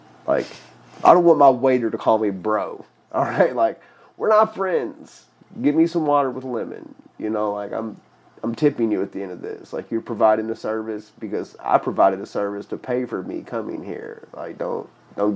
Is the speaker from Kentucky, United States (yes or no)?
yes; Louisville, Kentucky, United States; my hometown